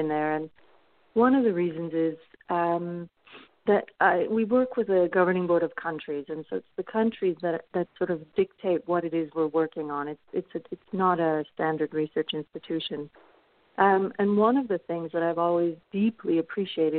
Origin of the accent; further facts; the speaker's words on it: Canada; moved away as an adult; now in Paris, France; I'm originally from Canada